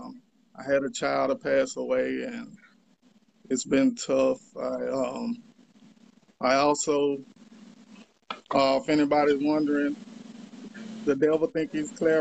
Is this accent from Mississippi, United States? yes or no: yes; Columbia, Mississippi, United States; I'm from Columbia, Mississippi